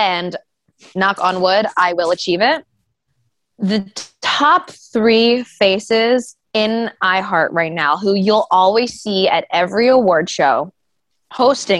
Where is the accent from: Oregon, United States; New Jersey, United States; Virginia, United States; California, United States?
New Jersey, United States; now in Philadelphia, United States; I'm like a South Jersey girl. Philly's always been my city